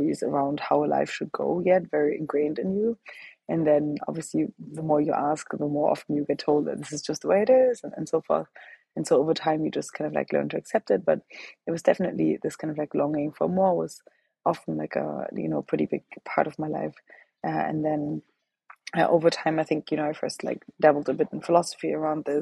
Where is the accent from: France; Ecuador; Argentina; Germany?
Germany; moved away; I grew up in Germany, and that's where I'm from